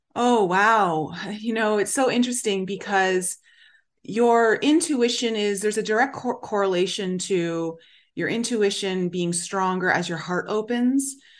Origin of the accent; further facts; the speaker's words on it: Canada; I grew up in Canada, so I learned French.